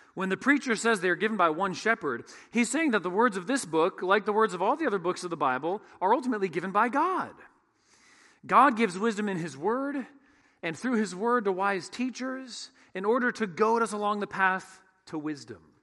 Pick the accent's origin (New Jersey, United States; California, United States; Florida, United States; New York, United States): California, United States; San Francisco Bay Area; When I was in the sixth grade, growing up in the San Francisco Bay Area